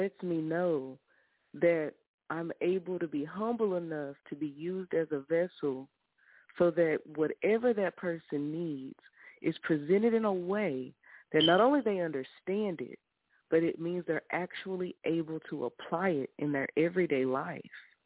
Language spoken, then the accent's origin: English; Wagoner, Oklahoma, United States; also born or lived in Muskogee, Oklahoma; But I was raised in Wagner